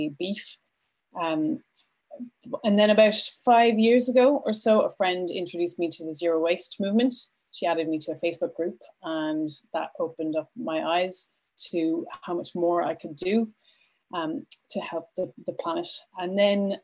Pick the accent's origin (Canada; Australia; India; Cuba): Canada; Vancouver, British Columbia; moved away as an adult; now in Ireland; I am originally from Canada. I grew up in Vancouver and I moved to Ireland just over 16 years ago